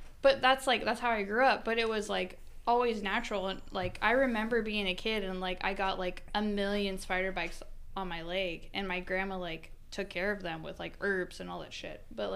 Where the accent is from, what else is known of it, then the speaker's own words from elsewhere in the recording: Idaho, United States; I grew up in Idaho